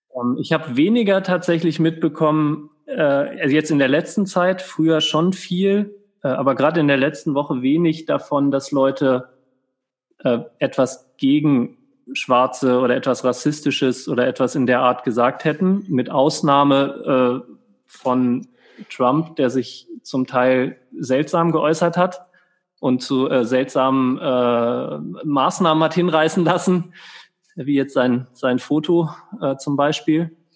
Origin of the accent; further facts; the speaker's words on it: Germany; now in Austria; ich bin Deutscher